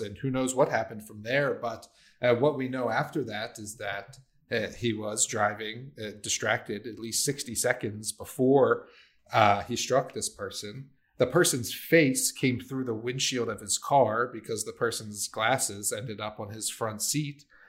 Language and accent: English; Maryland, United States; I grew up with it in Maryland.